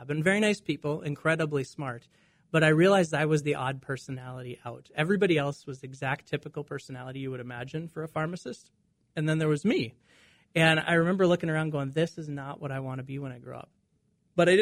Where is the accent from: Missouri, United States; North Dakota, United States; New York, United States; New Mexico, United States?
North Dakota, United States; Dickinson; I grew up in Western North Dakota in Dickinson.